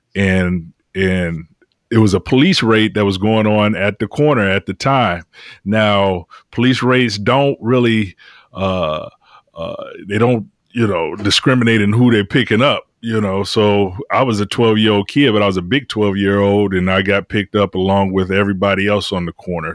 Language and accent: English; Detroit, Michigan, United States; I'm from Detroit